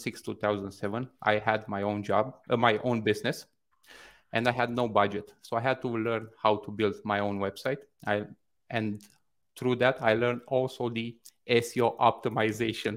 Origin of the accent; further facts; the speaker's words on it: Bucharest, Romania; now in Toronto, Canada; I currently live in Toronto, Canada, but I'm originally from Bucharest, Romania, East Europe